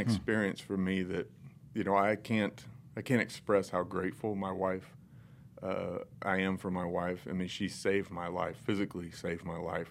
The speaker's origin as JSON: {"language": "English", "region": "North Central Indiana", "country": "United States", "tie": "born or raised there", "said": "I was raised in North Central Indiana by the all-American family almost"}